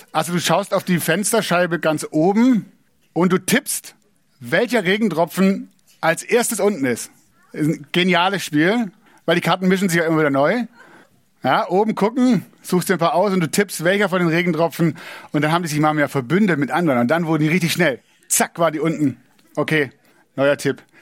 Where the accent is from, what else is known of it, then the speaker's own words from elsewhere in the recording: Southern Germany, Germany; ich bin in Süddeutschland aufgewachsen, wenn man in Süddeutschland wohnt, ist es nicht so weit nach Italien wie von Berlin.